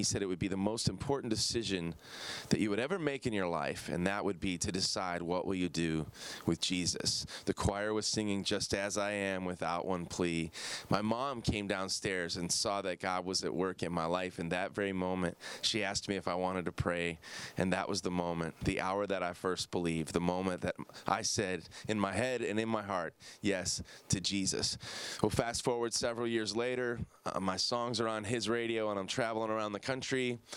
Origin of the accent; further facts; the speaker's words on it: Downers Grove, Illinois, United States; sitting in my basement at the home I grew up in in Downers Grove, Illinois